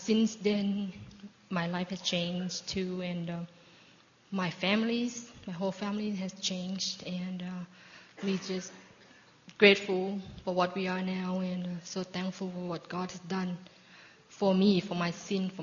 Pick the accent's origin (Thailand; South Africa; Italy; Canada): Thailand; moved away as an adult; I was born in Thailand, and growing up with a very mild Buddhist family